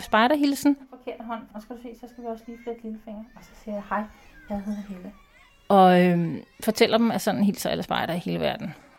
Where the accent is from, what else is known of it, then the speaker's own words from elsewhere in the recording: Copenhagen, Capital Region of Denmark, Denmark; now in Holbæk, Denmark; jeg kommer fra København, så jeg har været spejder der.